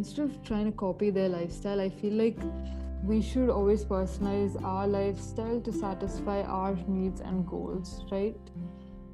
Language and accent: English; India; I'm an Indian